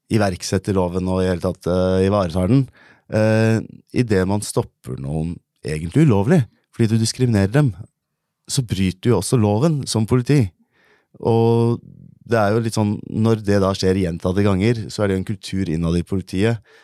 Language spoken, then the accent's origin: Norwegian; Norway; born or raised there